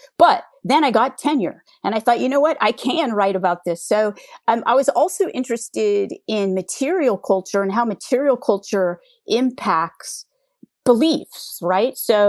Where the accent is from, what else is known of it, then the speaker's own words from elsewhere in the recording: California, United States; And I grew up in the Bay Area during the dot-com era. You know, I went to grad school.